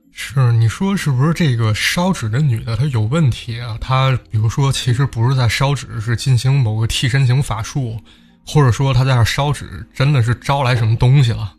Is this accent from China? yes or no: yes; northern China, China; 我也是北方人嘛